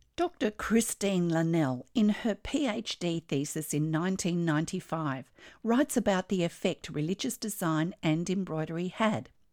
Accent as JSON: {"language": "English", "country": "Australia", "said": "I'm an Australian textile artist"}